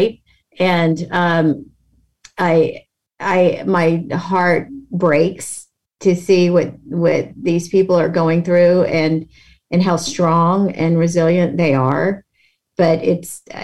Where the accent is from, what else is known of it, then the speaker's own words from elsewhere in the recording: Mississippi, United States; moved away as an adult; now in Pacific Northwest, United States; growing up in Mississippi